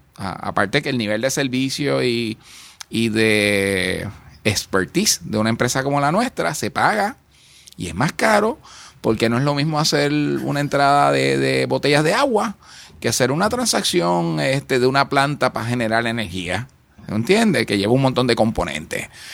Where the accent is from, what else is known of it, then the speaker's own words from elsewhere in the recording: Puerto Rico; creemos en Puerto Rico y creemos que como puertorriqueños